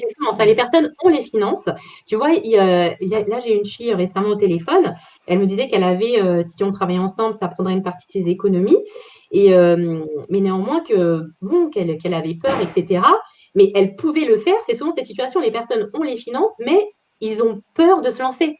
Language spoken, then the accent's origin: French; Paris region, Île-de-France, France; région parisienne